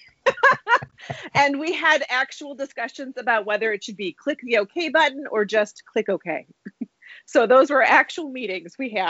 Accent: Wisconsin, United States; my home state of Wisconsin

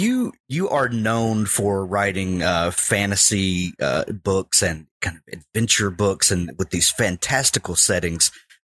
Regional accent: rural Mississippi, United States; growing up in rural Mississippi

